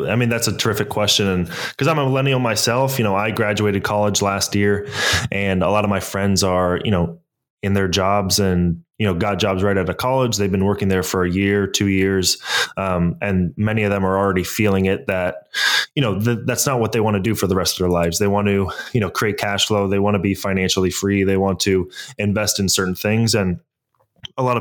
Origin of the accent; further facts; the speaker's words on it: San Francisco, California, United States; also born or lived in Toronto, Canada; So uh, I was born in Toronto, Canada, moved to San Francisco Bay Area in 2000.